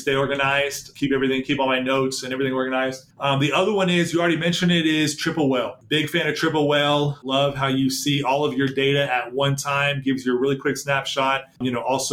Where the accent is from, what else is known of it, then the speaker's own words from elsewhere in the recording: Dallas, Texas, United States; I grew up in Dallas